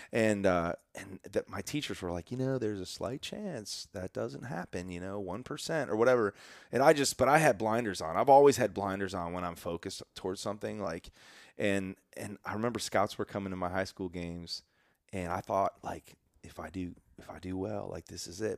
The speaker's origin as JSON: {"language": "English", "area": "Chicago suburbs", "region": "Illinois", "country": "United States", "tie": "born or raised there", "said": "I grew up in the Chicago suburbs"}